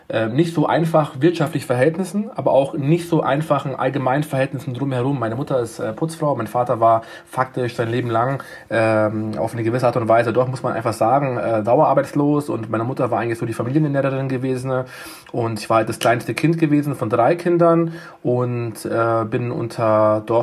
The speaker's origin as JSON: {"language": "German", "town": "Munich", "region": "Bavaria", "country": "Germany", "tie": "born or raised there", "said": "ich bin 1987 in München geboren, in, ähm, in einem klassischen, äh, heute würde man sagen Ghetto"}